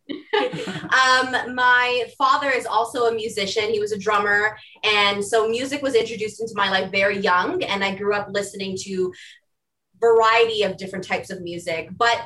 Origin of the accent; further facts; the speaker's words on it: Mississauga, Ontario, Canada; I was born and raised in Mississauga, Ontario. It's about 15 minutes from Toronto.